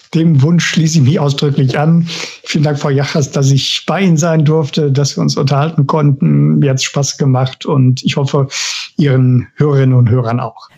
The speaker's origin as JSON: {"language": "German", "town": "Bochum", "region": "North Rhine-Westphalia", "country": "Germany", "said": "Ich komme aus dem Ruhrgebiet, ich bin Bochumer"}